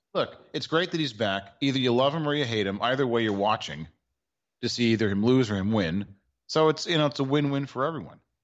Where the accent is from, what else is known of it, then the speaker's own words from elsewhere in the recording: Washington, District of Columbia, United States; here in my hometown for the Commander Skins